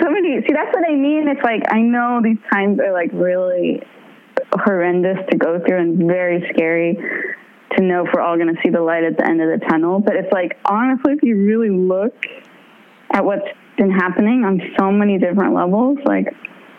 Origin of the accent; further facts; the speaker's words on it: San Jose, California, United States; I grew up in San Jose